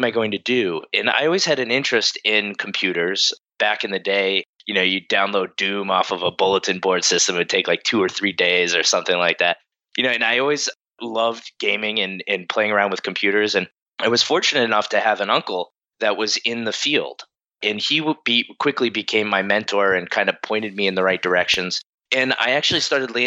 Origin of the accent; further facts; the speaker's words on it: Bridgewater, Massachusetts, United States; I grew up in the Boston area, about 40 minutes south of Boston in a town called Bridgewater